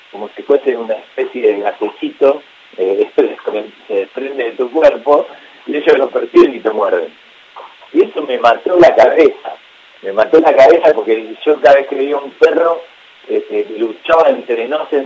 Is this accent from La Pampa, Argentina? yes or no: no; Ciudadela, Buenos Aires Province, Argentina; No, no, yo me crié, me crié en Ciudadela, que es un barrio este, de zona oeste, donde prácticamente eh, en la calle y en el campo, tenía un campo a la vuelta de mi casa